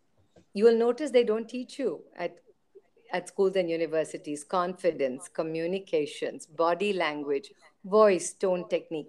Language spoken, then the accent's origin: English; Hong Kong; also born or lived in Europe; I was born in, it's right next to Hong Kong. And then later in life, we moved to Europe. So I've grown up in British Hong Kong is British education.